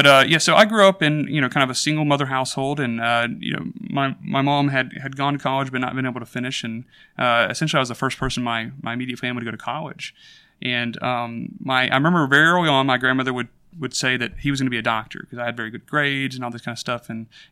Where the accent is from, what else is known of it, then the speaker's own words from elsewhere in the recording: Hoover, Alabama, United States; So I grew up in Birmingham, Alabama, in a suburb called Hoover. We were in a few other places before that, but that was pretty much my childhood.